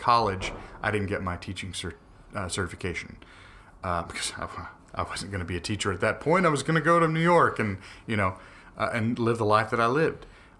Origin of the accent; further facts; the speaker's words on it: Paris, Île-de-France, France; I'm from Paris, but I met some of the most interesting people in the city of Paris.